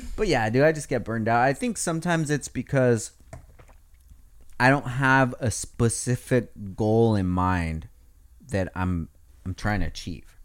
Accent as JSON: {"language": "English", "town": "Oxnard", "region": "California", "country": "United States", "said": "We're all from Oxnard"}